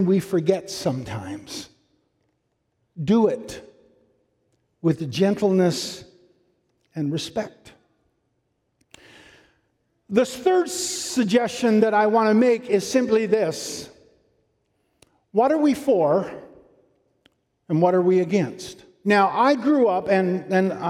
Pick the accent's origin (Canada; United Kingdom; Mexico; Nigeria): Canada; Newfoundland and Labrador; I'm from Newfoundland